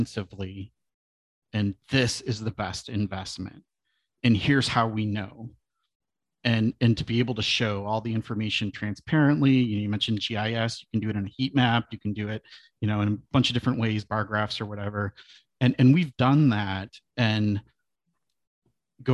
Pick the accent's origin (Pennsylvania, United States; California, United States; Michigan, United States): Michigan, United States; Southeast; moved away as an adult; now in Portland, United States; I am a son of Michigan. I grew up in Southeast Michigan